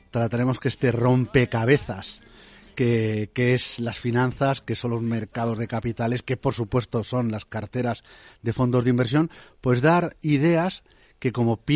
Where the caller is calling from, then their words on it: Madrid, Community of Madrid, Spain; Buenos días. ¿Qué tal? … de Madrid.